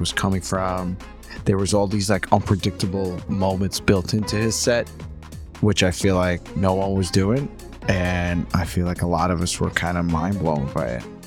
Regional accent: New York, United States; also born or lived in Ukraine; now in Brooklyn, United States; I grew up most of my life here

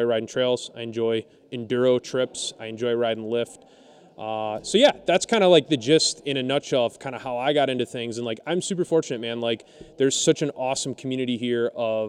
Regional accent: Romulus, New York, United States; also born or lived in Rochester, New York; I grew up in a rural community, actually about 40 minutes north of where FBM Bikes is located in Ithaca, New York

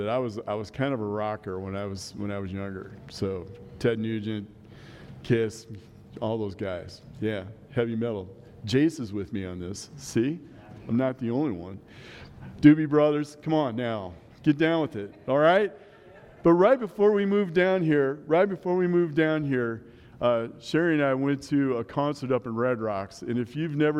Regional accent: Omaha, Nebraska, United States; now in La Junta, United States; I grew up in Omaha

